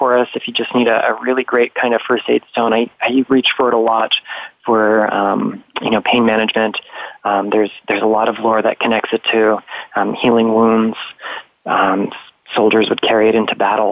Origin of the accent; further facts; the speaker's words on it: Florida, United States; here in Florida. My home state